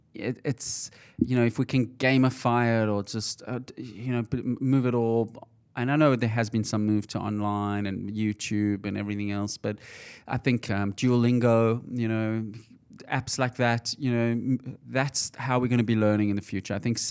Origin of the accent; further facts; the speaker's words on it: Johannesburg, Gauteng, South Africa; when I grew up in Johannesburg, South Africa, it was very hard to get ahead without a degree.